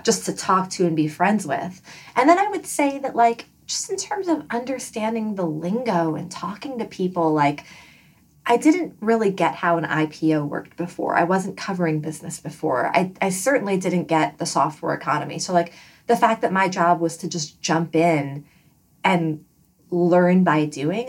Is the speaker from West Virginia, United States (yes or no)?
no; New York City, New York, United States; moved away as an adult; also born or lived in Washington, D.C.; now in Bay Area, United States; I grew up in Flushing, Queens specifically